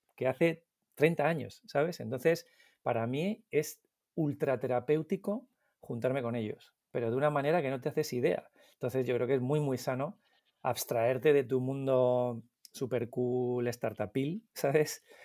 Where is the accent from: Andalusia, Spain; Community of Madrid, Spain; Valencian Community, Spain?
Community of Madrid, Spain; Madrid; Yo soy del Pardo, de Madrid, del pueblecito del Pardo, y mantengo mi mismo grupo de amigos de cuando teníamos once, doce años